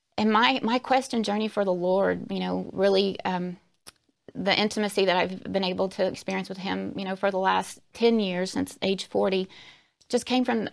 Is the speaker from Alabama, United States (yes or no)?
yes; Alabama, United States; I was born and raised in Alabama, so coming from the Deep South